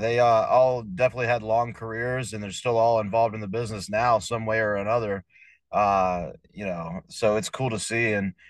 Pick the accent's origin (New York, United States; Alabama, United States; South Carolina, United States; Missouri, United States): South Carolina, United States; Blythewood; I grew up in Blythewood, South Carolina